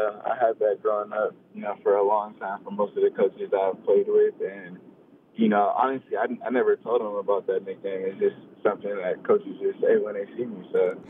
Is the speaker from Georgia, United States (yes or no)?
no; Washington, United States; moved away as an adult; also born or lived in California; growing up in Washington, you know, it's always cold, it's always raining.